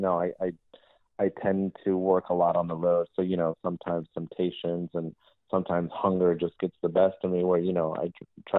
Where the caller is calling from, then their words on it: Florida, United States; So I'm calling from Florida.